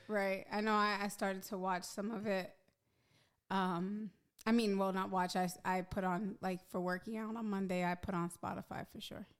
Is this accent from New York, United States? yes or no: yes; New York City, New York, United States; I'm from Hell's Kitchen. Like, back when I was a teenager, there was a lot of pimps and prostitutes around